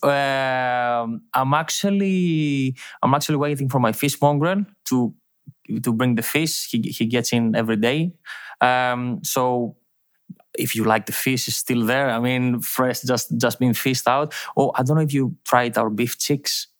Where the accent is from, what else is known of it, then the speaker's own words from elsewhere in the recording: Thessaloniki, Central Macedonia, Greece; English is a second language; moved away as an adult; now in Milos, Greece; I'm from Thessaloniki. I've, um, I've born and lived my life, uh, in a small town outside Thessaloniki